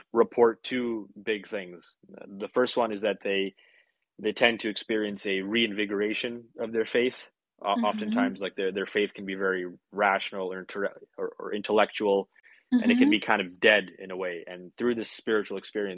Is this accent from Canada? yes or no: yes; Vancouver, British Columbia, Canada; here in my hometown, lucky me, or a couple hours away from me technically, but in my area in Vancouver.